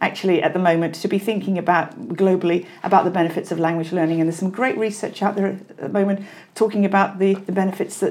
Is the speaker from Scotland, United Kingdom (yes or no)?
no; Wales, United Kingdom; I'm Welsh, actually